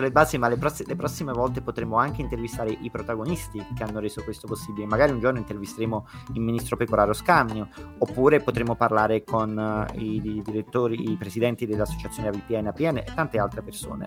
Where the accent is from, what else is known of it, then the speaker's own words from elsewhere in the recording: Naples, Campania, Italy; io da napoletano